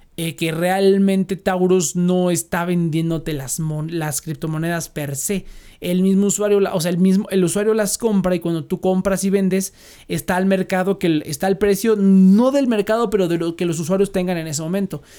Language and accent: Spanish; Mexico; como mexicanos